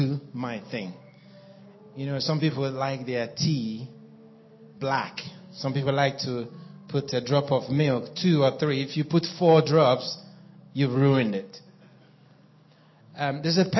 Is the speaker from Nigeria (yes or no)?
yes; Nigeria; moved away as an adult; also born or lived in Cameroon / Ivory Coast / Kenya / South Africa; now in Norway; I was born in Nigeria and I grew up there.